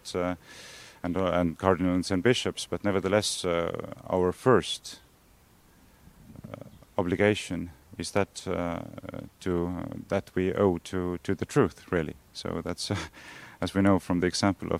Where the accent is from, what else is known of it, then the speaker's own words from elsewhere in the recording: Estonia; we are both from Estonia